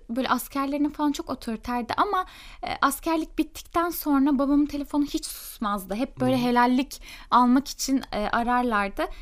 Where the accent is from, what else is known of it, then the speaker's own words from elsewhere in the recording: İzmir, Turkey; also born or lived in Merzifon; yani aslında şöyle ben Merzifon'da doğdum ama e, babam benim emekli albay. E, asker olduğu için e, birkaç yere böyle gitmişliğimiz var. E bir yaşındayken İzmir'e gitmişiz. İzmir'de büyümüşüz.